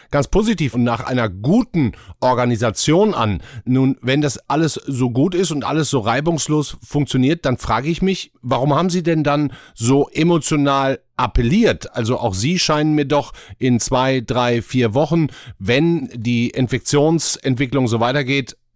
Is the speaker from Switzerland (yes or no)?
no; Duisburg, North Rhine-Westphalia, Germany; Das ist meine Heimatstadt, das, das ist meine Heimatstadt.